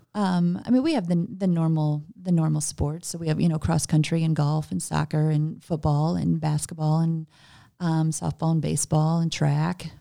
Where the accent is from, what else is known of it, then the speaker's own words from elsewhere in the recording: Gillespie, Illinois, United States; also born or lived in Kankakee, Illinois; I am actually from Gillespie